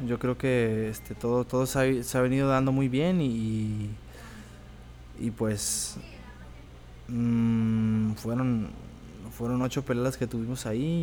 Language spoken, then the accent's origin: Spanish; Tepic, Nayarit, Mexico; also born or lived in Mexicali; Soy nacido en Mexicali, pero ah, ya desde después desde que, como desde los dos años más o menos que llegamos aquí a Tepic, pues ya llegamos a vivir ahí y ahí me quedé.